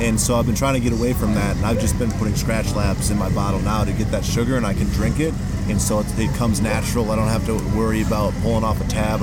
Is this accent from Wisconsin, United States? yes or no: yes; Wisconsin, United States; I'm from Wisconsin. Went to school with these two at UW Whitewater